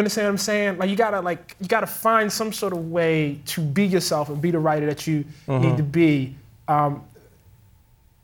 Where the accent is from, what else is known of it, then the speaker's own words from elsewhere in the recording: Baltimore, Maryland, United States; I'm from Baltimore, Maryland